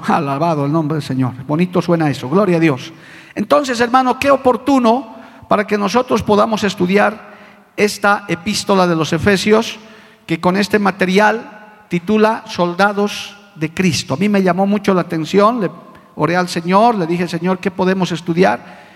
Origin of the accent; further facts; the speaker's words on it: La Paz, Bolivia; Como decían en mi tierra paseña